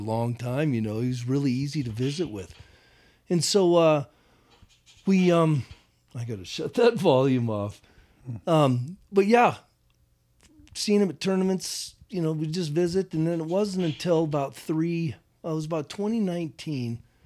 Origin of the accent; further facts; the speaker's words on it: Browning, Montana, United States; also born or lived in Corvallis, Montana; now in Butte, United States; growing up in Browning, Dad started the first Blackfeet All Star program